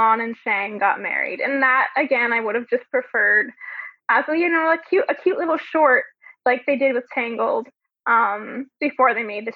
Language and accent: English; a small town outside Ottawa, Ontario, Canada; I am a Canadian. I come from a really small town just outside of Ottawa in Ontario.